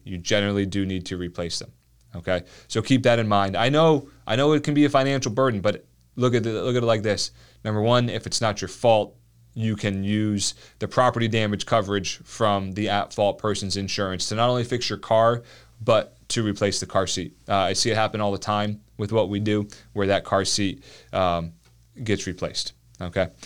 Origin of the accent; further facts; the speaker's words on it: New Jersey, United States; moved away; I grew up in New Jersey, so I suppose I can say that. Um, I would, I have no ambition to go back there. Let's put it like that. But it was South Jersey